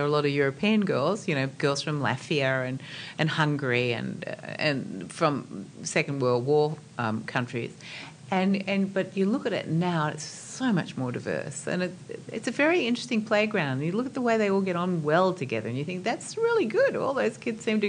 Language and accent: English; Australia